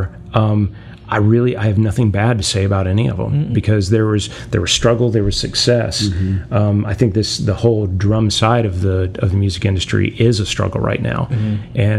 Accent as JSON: {"language": "English", "town": "Atlanta", "region": "Georgia", "country": "United States", "tie": "born or raised there", "said": "I grew up in Atlanta, Georgia, and from the time I was 8 years old, I was going into a lot of these stores."}